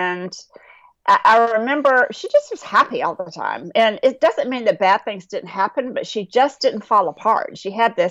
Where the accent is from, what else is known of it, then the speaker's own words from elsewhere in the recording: North Carolina, United States; I grew up in North Carolina in a little rural town